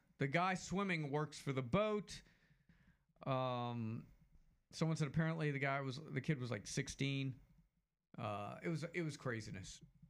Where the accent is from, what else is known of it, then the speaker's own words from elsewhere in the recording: Mobile, Alabama, United States; I told him I was from Mobile. He asked me if I knew his brother. Told him it was a slim chance Mobile's a larger city.